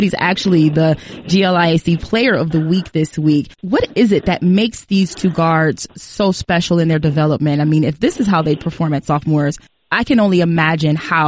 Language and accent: English; Detroit, Michigan, United States; moved away; I'm from Michigan, originally from Detroit